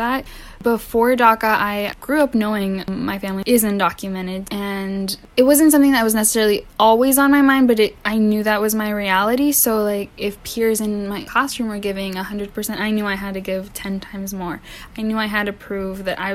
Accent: Indiana, United States; also born or lived in Mexico; now in Maryland, United States; I first came to the U.S. when I was 3 years old. I am from Mexico. I grew up in Indiana

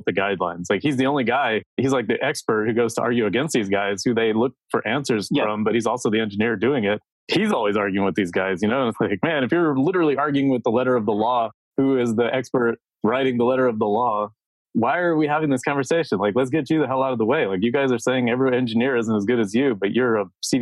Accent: Texas, United States; moved away; I'm from Texas.

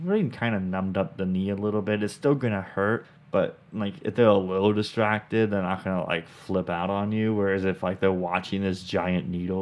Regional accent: Vancouver, Washington, United States; moved away as an adult; now in Middle Georgia, United States; we're from Vancouver, Washington

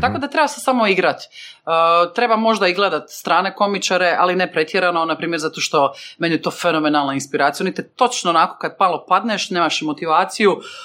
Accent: Šibenik, Šibenik-Knin County, Croatia; now in Zagreb, Croatia; Šibenik, mama iz Vrpalja

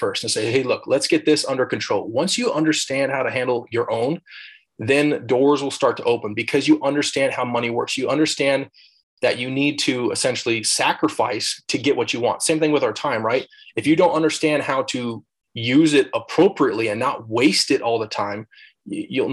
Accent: Idaho, United States; also born or lived in Alaska / Hawaii; I was originally born in Alaska and family moved down here, moved to Idaho for a little bit. And then my folks actually helped start a church over in Hawaii. So when I was, I don't know, 9, 10 years old, moved to Hawaii for 3 years. Then we moved back to Idaho and I lived in Idaho ever since

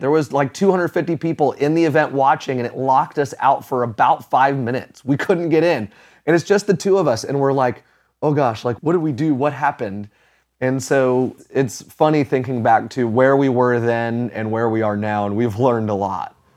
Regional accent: Florida, United States; now in Atlanta, United States; I grew up in Florida

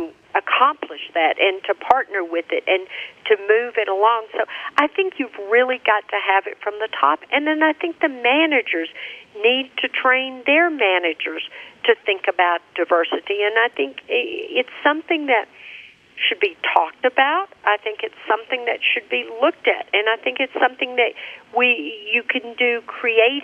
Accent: Birmingham, Alabama, United States; Birmingham, Alabama, my hometown

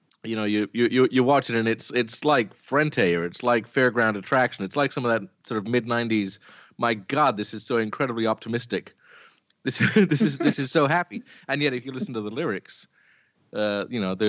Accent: Canada; You know, I grew up in Canada in the 70s

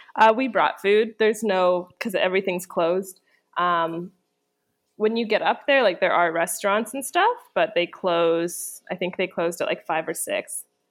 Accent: Canada; moved away; I'm from Canada

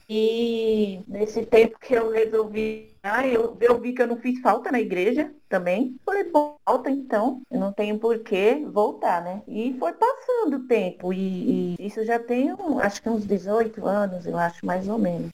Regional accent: Recife, Pernambuco, Brazil; eu sou do Recife

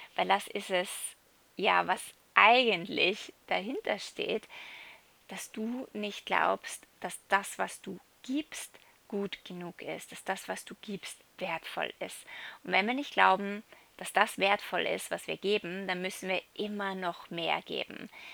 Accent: Salzburg, Austria; moved away as an adult; ich bin gerade in Europa, in Salzburg, äh, in meiner alten Heimat

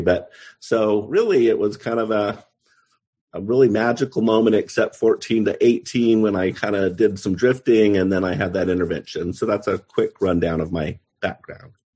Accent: Pleasant Grove, Utah, United States; I grew up in Pleasant Grove, Utah

